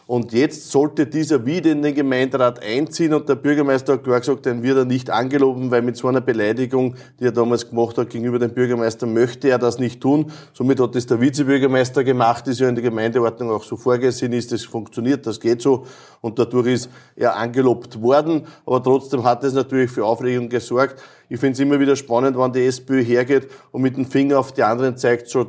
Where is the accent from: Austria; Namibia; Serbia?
Austria; Lower Austria; da ist wirklich vieles dabei, wo man staunen kann, auch aus meiner Heimatregion. Adacker zum Beispiel, das Ritterfenster.